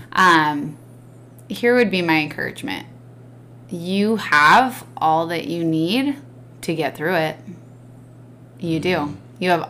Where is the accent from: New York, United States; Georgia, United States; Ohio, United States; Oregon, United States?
Oregon, United States; we grew up in Oregon